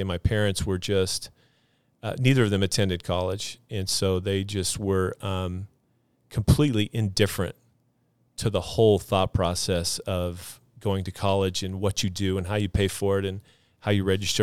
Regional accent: Jerome, Idaho, United States; also born or lived in Texas; Jerome is, is, is a home to me, Jerome, Idaho, South Central Idaho. went to high school there, graduated from there.

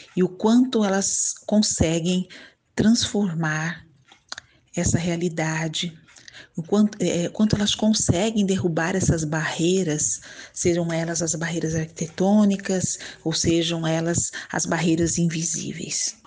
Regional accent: Bauru and Campinas, São Paulo, Brazil; born or raised there; also born or lived in Ribeirão Preto; now in Santos, Brazil

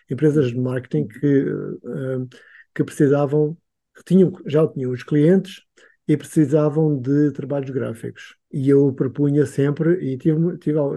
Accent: Angola; born there; eu nasci em Angola. Aliás, uhum. eu já sou uhum. a terceira geração nascida em Angola.

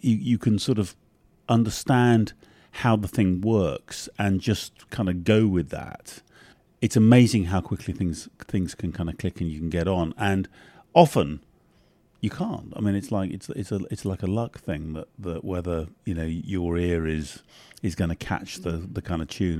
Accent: London, United Kingdom; also born or lived in north of England / Ireland; I'm half Irish, but essentially the English elite, London elite

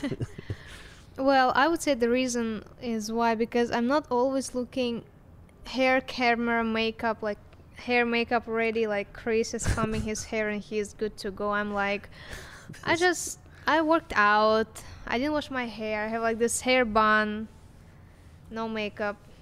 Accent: Russia; English is a second language; now in United States; I came from Russia

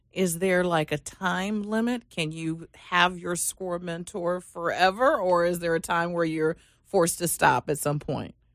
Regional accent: Washington, District of Columbia, United States; moved away; also born or lived in Reston, Virginia; I come from the Washington, D C area

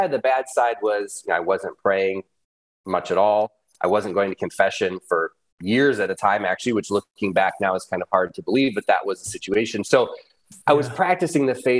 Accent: Michigan, United States; I grew up in Michigan on a farm, actually

